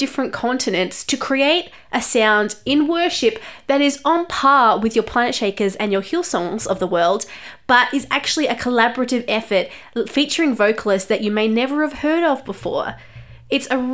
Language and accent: English; Australia; I am an Australian journalist